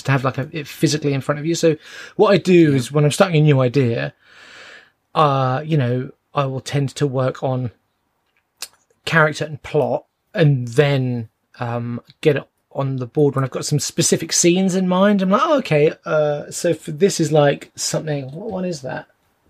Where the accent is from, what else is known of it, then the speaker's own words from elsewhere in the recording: London, United Kingdom; Owen's from Wales and Jason is from Northern Ireland and I'm from London.